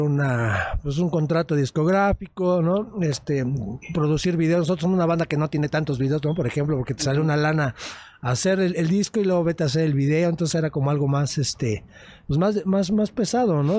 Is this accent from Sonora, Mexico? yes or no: no; Mexico City, Mexico; Nosotros venimos de una zona muy marginada de la Ciudad de México, somos del norte de, de esta ciudad